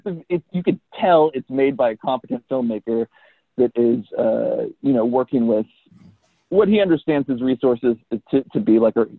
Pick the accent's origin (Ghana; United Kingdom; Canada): United Kingdom; This is my Elric Kane. I'm British. He's not British.